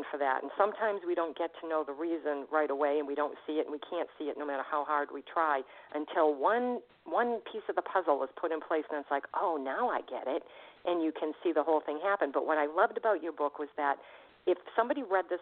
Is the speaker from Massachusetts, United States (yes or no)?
yes; Boston, Massachusetts, United States; I'm from Boston.